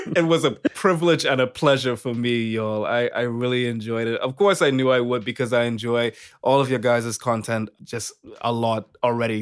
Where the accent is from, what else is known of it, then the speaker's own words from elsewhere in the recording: Bahamas; I'm from the Bahamas